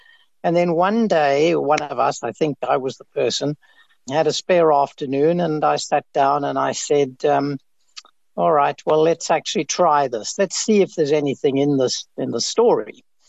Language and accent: English; Cape Town, Western Cape, South Africa; also born or lived in Kenya / Adelaide, Australia; I grew up in Cape Town, actually, and then I lived in Kenya for a while, and then I went with my parents to Adelaide in Australia, did my university training there, and then I came back to Wits as a mathematician.